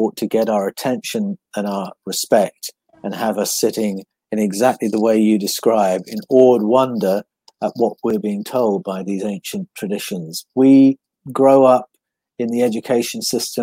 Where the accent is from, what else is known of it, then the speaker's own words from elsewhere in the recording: Buckinghamshire, South East England, United Kingdom; also born or lived in Prestwood / Chalfont St. Peter / Amersham / Canada; now in Australia; I grew up in Buckinghamshire. And I started off in a place called Prestwood near Great Missenden, Buckinghamshire.